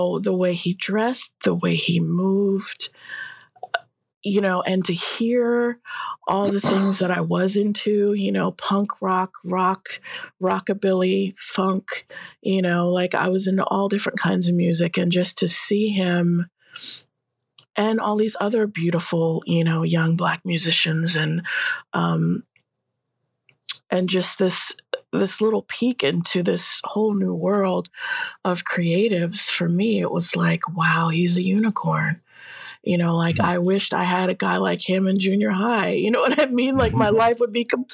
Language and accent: English; Allentown, Pennsylvania, United States; I grew up in Allentown